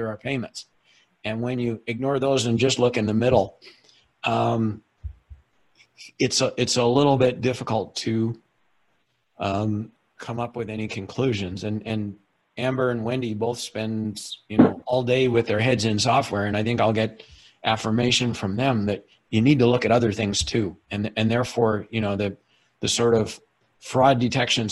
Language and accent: English; Canada; I'm Canadian. I'm speaking to you from our head office in Halifax, Canada